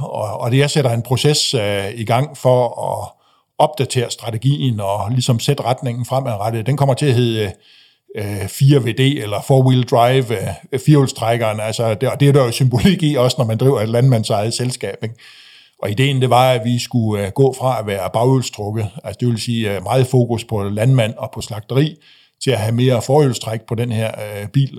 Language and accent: Danish; Frederikshavn, North Denmark Region, Denmark; jeg voksede op i, øh, jeg voksede op i Frederikshavn